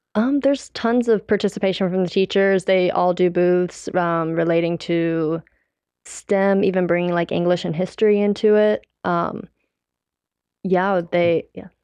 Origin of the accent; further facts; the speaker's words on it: Mooresville, North Carolina, United States; I'm from Mooresville